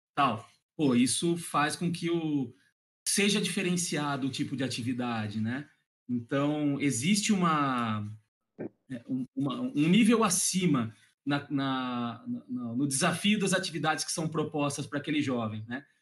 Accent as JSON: {"language": "Portuguese", "town": "Piracicaba", "region": "São Paulo", "country": "Brazil", "said": "sou do interior de São Paulo, da cidade de Piracicaba"}